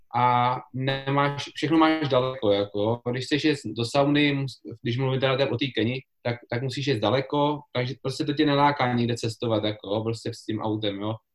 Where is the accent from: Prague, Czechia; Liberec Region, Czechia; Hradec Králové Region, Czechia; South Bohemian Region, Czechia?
South Bohemian Region, Czechia; České Budějovice; já jsem z Budějic